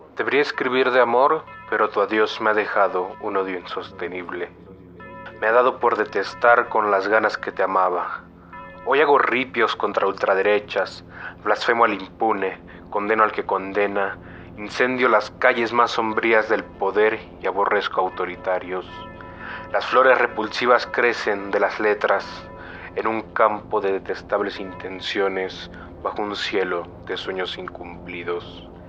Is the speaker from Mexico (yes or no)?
yes; Mexico City, Mexico; soy originario de la Ciudad de México, donde actualmente vivo.